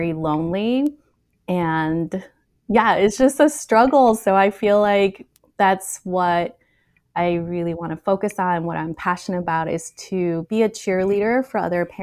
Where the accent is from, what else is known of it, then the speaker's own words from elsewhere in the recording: United States; also born or lived in Taiwan; I grew up in America